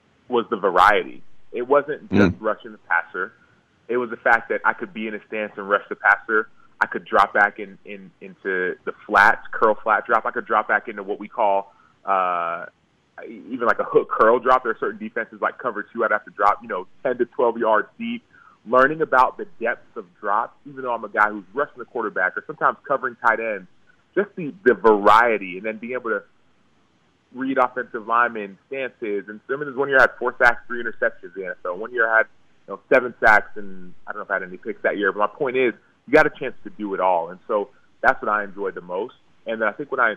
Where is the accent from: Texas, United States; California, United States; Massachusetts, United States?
Texas, United States; Dallas; I grew up in Dallas